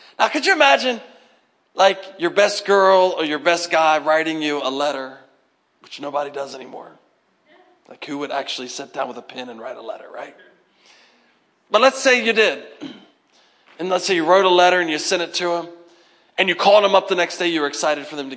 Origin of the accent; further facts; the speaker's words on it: United States; as Americans